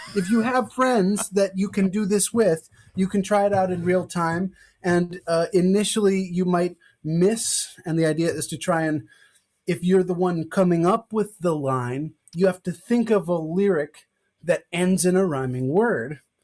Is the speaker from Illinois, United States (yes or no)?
yes; Evanston, Illinois, United States; I'm from Evanston, Illinois